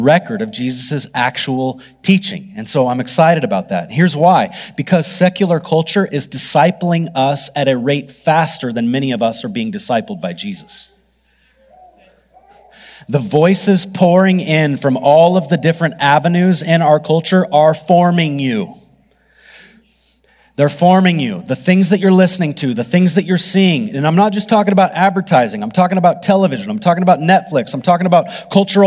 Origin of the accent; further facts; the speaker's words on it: United States; I'm a Christian even before I'm an American.